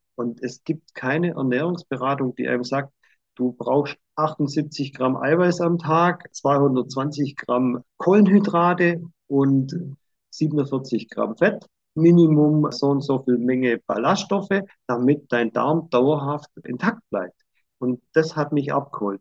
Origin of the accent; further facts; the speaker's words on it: Swabia, Germany; ich bin halt Schwabe